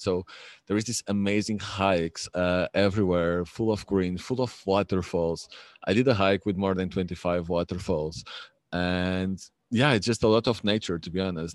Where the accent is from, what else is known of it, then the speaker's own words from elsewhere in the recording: Lisbon, Portugal; I'm from Lisbon